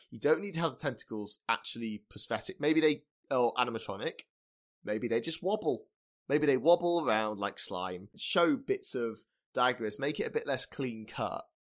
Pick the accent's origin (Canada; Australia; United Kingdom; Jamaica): United Kingdom; we're British